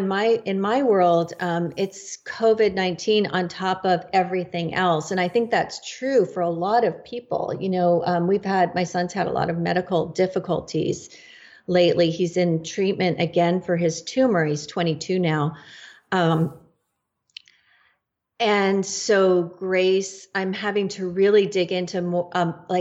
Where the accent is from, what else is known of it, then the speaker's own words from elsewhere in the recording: Northern California, United States; I am from Northern California